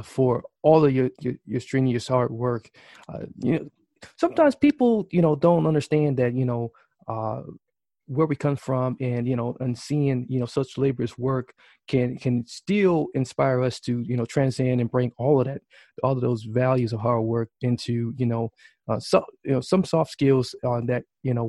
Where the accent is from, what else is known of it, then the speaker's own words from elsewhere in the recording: Milwaukee, Wisconsin, United States; right here in my hometown